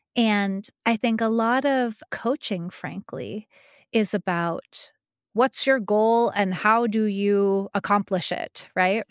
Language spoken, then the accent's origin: English; New Mexico, United States; moved away; I'm from New Mexico. I'm not from Taos, but I am from New Mexico.